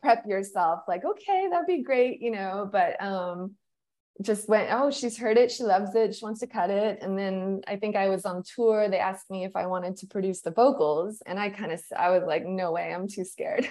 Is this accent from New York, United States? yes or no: no; New Mexico, United States; I grew up in New Mexico